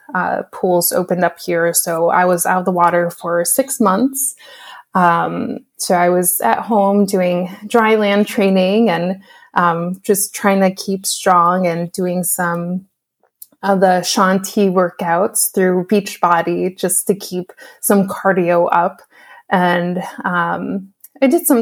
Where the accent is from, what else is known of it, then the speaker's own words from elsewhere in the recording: New York, United States; also born or lived in Orlando, Florida; now in Portland, United States; I'm originally from New York. I also lived in Orlando, Florida